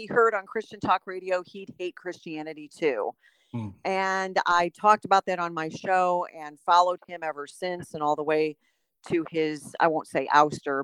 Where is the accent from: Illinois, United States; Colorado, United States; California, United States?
Illinois, United States; Chicago; moved away as an adult; now in Texas, United States; I had grown up in a different denomination and I was from Chicago